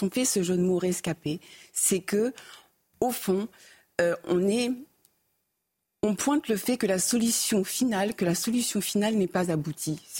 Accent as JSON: {"language": "French", "country": "France", "said": "avec tous les liens qu'on peut avoir en tant que Français euh, juif"}